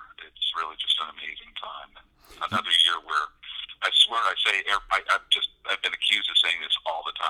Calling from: Butte, Montana, United States; I am in Montana. I'm calling from Butte, Montana, which is still our home for a little while longer

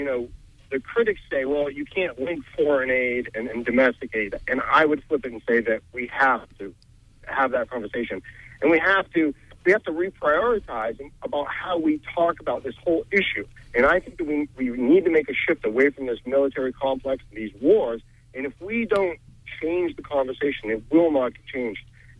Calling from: Bangor, Maine, United States; I'm from Bangor.

